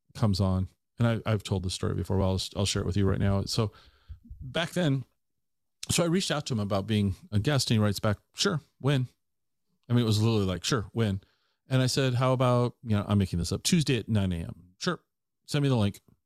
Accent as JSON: {"language": "English", "town": "Tacoma", "region": "Washington", "country": "United States", "tie": "born or raised there", "also_born_or_lived": "Ellensburg / Seattle", "said": "I grew up in the Tacoma area my entire life"}